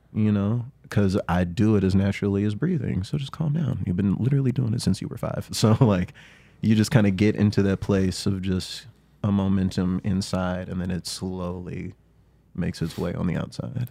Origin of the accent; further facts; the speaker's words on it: the South, United States; I grew up in the South